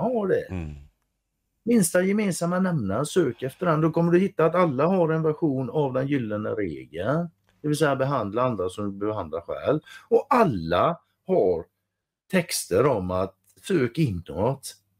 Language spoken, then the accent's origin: Swedish; Sweden; Jag är svensk